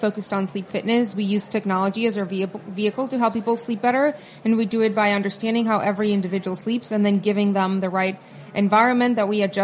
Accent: Tijuana, Baja California, Mexico; moved away as an adult; now in New York, United States; I grew up in Tijuana in the border with California.

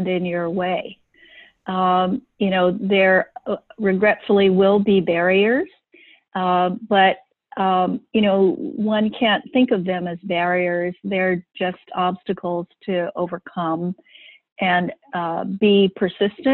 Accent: Hawaii, United States; also born or lived in San Francisco; I was born and raised here in Hawaii.

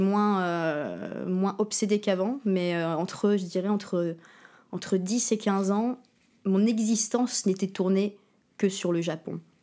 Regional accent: Berck-sur-Mer, Hauts-de-France, France; also born or lived in Verton; J'ai grandi à Berck-sur-Mer, dans le Pas-de-Calais. Euh, enfin, on habitait à Verton, qui est une petite ville à côté de Berck

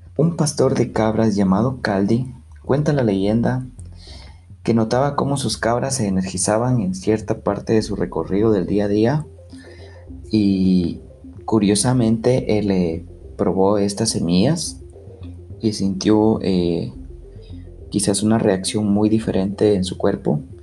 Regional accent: Guatemala; como buen chapín, como buen guatemalteco

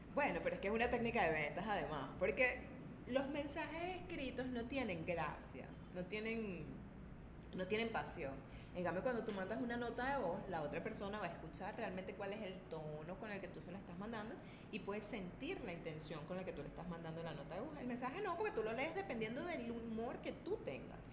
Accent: Caracas, Capital District, Venezuela; yo vengo de Caracas

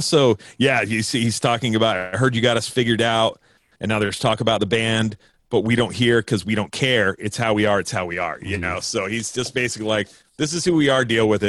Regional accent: West Coast, United States; well, I'm from the West Coast, so maybe you have this there, but we don't have basement shows here.

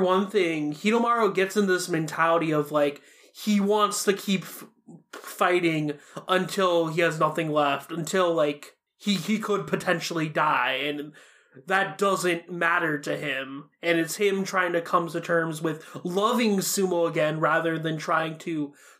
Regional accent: Japan; And I'm from Japan. I feel like sometimes its humor kind of goes over my head because of how Japanese-centric it is

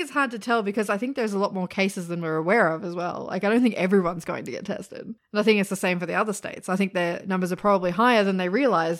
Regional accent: Sydney, New South Wales, Australia; Well, yeah, we're both from Sydney, so we know a lot of people that live there still.

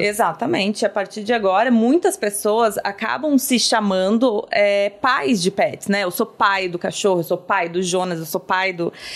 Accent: Campo Bom, Rio Grande do Sul, Brazil; Eu venho do Rio Grande do Sul, de uma cidade chamada Campo Bom, que ela é capital do calçado. E lá, minha, meus pais, eles trabalharam sempre em empresas que eram calçadistas

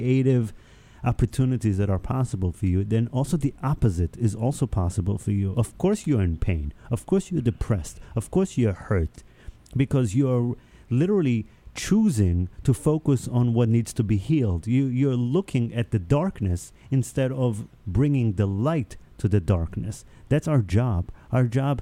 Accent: Israel; first language Hebrew; English is a second language; also born or lived in New York; now in United States; I grew up in Israel.

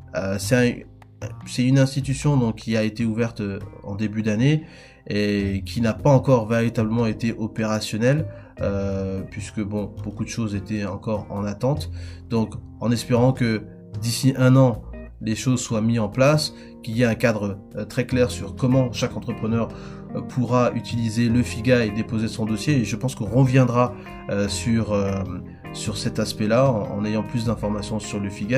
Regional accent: Republic of the Congo; En tant que Congolais, nous, on est fiers

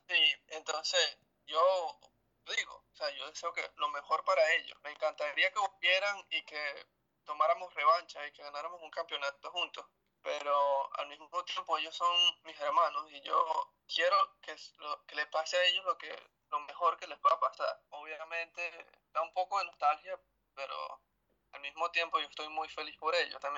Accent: Venezuela; moved away; porque cuando yo me fui de Venezuela, tuve que decir adiós a mis amigos. Yo fui el que me fui.

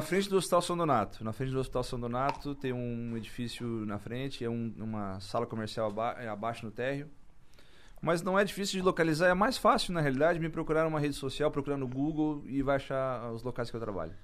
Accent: Içara, Santa Catarina, Brazil; Eu sou sarense, nasci em Sara, todo mundo me conhece em Sara

